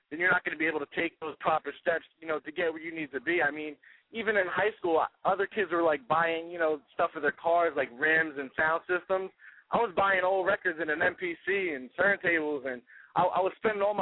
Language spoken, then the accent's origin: English; New Jersey, United States; Well, you know, growing up, uh, I'm actually from North Jersey, so uh, I grew up around hip hop.